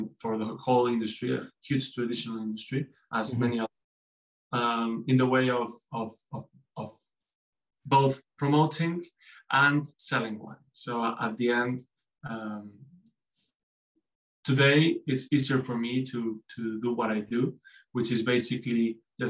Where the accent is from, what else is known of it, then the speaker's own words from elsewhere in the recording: Mallorca, Balearic Islands, Spain; English is a second language; now in Madrid, Spain; I come from Mallorca. I love my Iceland, but always I've said that Madrid is my city